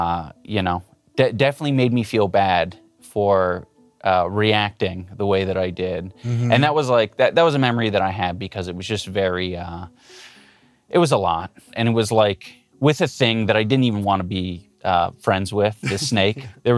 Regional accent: California, United States; I grew up in Southern California. I have an older sister.

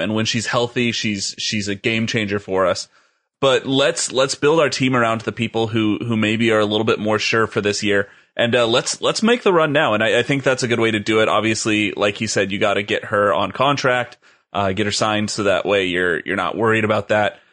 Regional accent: Los Angeles, California, United States; growing up in Los Angeles

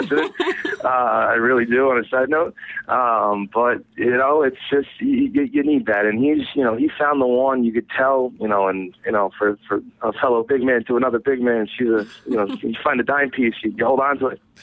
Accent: New Jersey, United States; moved away as an adult; now in Rhode Island, United States; I, I grew up in New Jersey. I moved to Rhode Island when I was 18. I'm 27 now, so I've been here almost 10 years

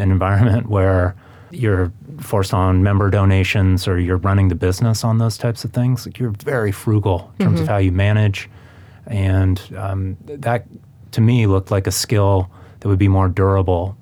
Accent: Seattle, Washington, United States; moved away as an adult; also born or lived in New York; I was raised in Seattle

